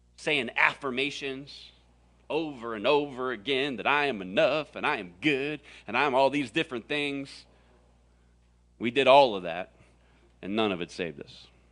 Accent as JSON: {"language": "English", "region": "Florida", "country": "United States", "tie": "born or raised there", "moved": "yes", "lives_now": "Arizona, United States", "said": "I grew up in Florida"}